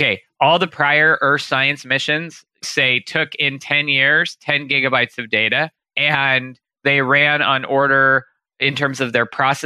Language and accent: English; Santa Clarita, California, United States; I grew up in a trailer in Santa Clarita. It's about an hour north